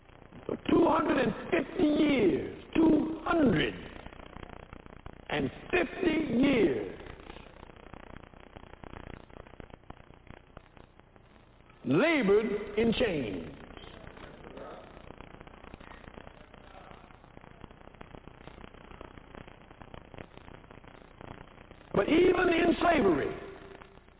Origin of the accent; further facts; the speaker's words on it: United States; I was born in America